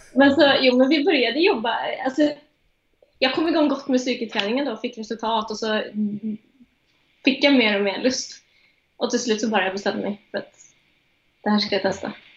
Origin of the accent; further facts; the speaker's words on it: Strömstad, Västra Götaland, Sweden; moved away as an adult; now in Oslo, Norway; jag är från Strömstad